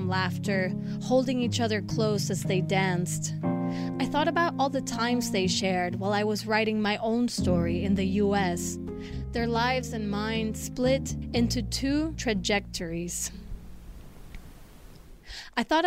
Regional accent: Argentina; moved away; Argentina, my home country, as it continued living without me there, because I had migrated 17 years

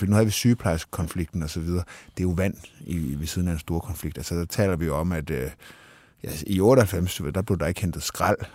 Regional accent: Denmark; sådan er vi danskere

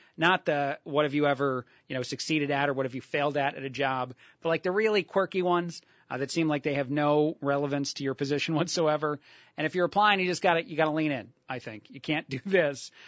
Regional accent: New Jersey, United States; moved away; I, born and raised in, in New Jersey

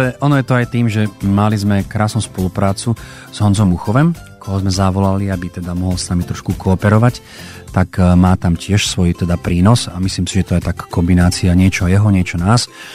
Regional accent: Košice, Košice Region, Slovakia; doma v Košiciach

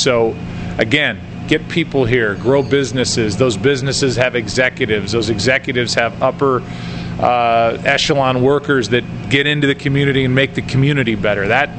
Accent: Ladue, Missouri, United States; I don't tell people I'm from Ladue. I tell people I'm from St. Louis.

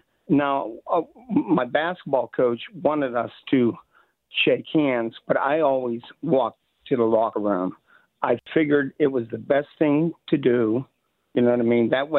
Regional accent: Virginia, United States; born or raised there

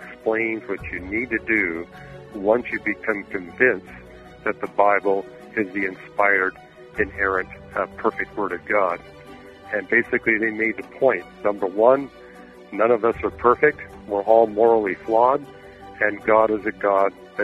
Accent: Canada; moved away as an adult; I grew up in Canada. I was born, raised, and educated there

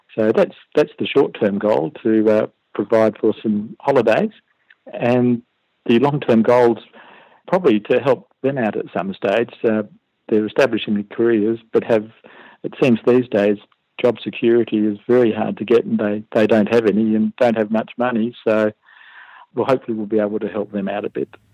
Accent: Perth, Western Australia, Australia; moved away as an adult; now in Canberra, Australia; I'm originally from Perth

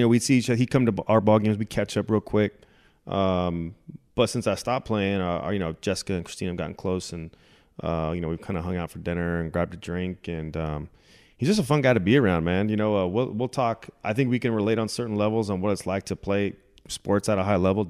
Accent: California, United States; Again, when I came from California, coming through the minor leagues, and then getting here for my first couple of years in the big leagues

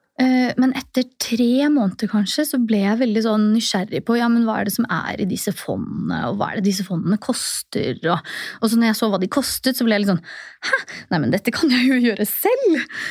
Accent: Oslo, Norway; also born or lived in Tromsø / Trondheim; Født og oppvokst i Oslo

